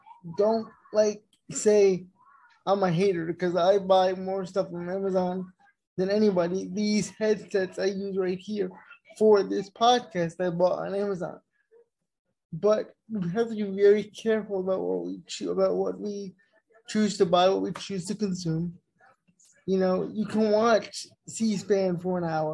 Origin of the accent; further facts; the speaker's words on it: United States; We have a responsibility as Americans